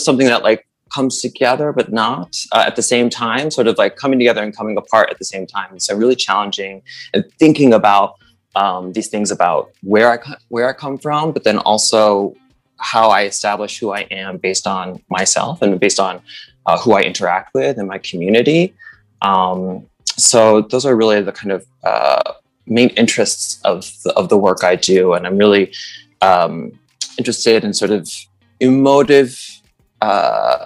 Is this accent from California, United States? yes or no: no; New York, United States; also born or lived in Brooklyn, New York; I was born on Governor's Island in New York, so-called Governor's Island in New York, which is actually called Paganuck. And I currently reside on the stolen land of the Lenape Ho King, the so-called Brooklyn, New York